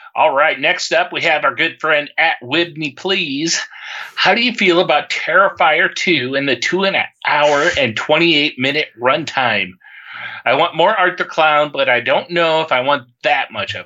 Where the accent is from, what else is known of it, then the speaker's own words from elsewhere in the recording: Indiana, United States; I'm from Indiana